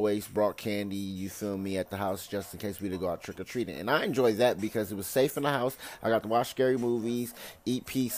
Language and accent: English; California, United States; now in Las Vegas, United States; I live in Vegas. I'm from California